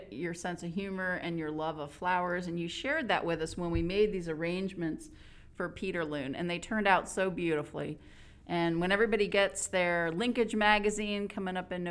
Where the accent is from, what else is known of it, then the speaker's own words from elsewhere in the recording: Pennsylvania, United States; yes, I grew up right near Fallingwater.